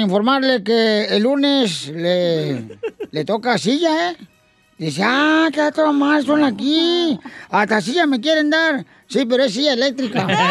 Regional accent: Guasave, Sinaloa, Mexico; Yo soy de Guasave, Sinaloa

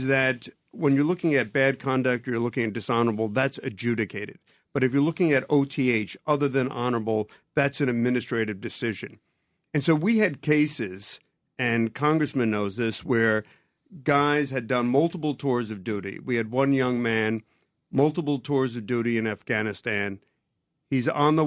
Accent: New Jersey, United States; I'm from Jersey

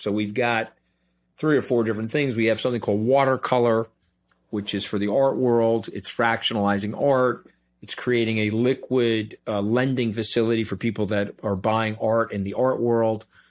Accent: New York, United States; I'm a New Yorker

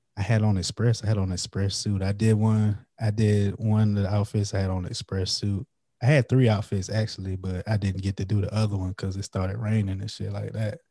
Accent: Florence, South Carolina, United States; moved away as an adult; now in New Braunfels, United States; I'm from Florence, South Carolina, which is like twenty, thirty minutes away from Lake City. But I, I moved to the San Antonio, Texas area

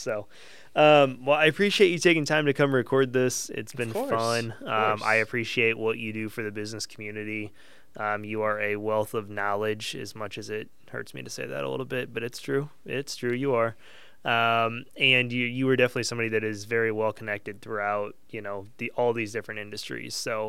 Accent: Collinsville, Illinois, United States; I'm from Collinsville.

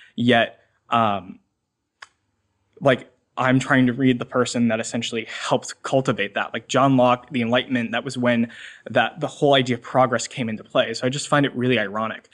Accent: Swampscott, Massachusetts, United States; I'm from Swampscott, Massachusetts

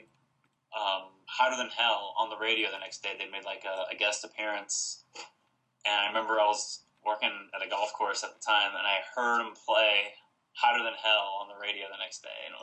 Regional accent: St. Louis, Missouri, United States; The convention tour came to St. Louis, my hometown

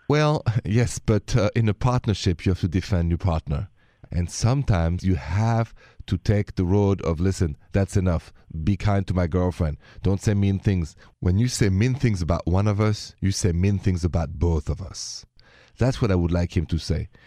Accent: France; accent: French; My accent is French

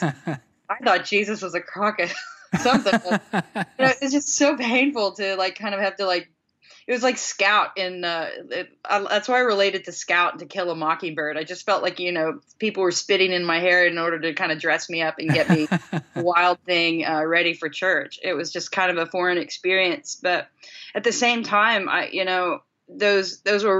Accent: Chanute, Kansas, United States; moved away; I grew up in a relatively small community of about somewhere between 10 and 15,000 people. It's pretty small, small town Chanute

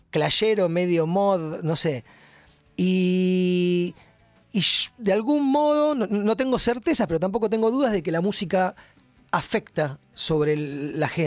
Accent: Buenos Aires, Argentina; soy un rockero de Capital Federal.

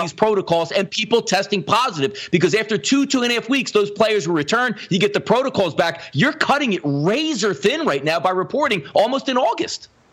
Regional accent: Philadelphia, Pennsylvania, United States; we grew up on Philadelphia.

